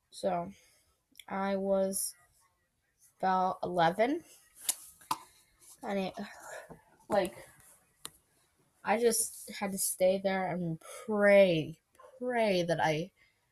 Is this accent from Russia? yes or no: yes; Russia; born there; also born or lived in Italy; But I was adopted in Italy. I was not born in Italy. I was born in Russia. Understand? I was born in Russia.